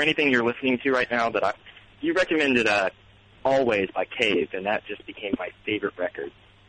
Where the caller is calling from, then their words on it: West Virginia, United States; West Virginia.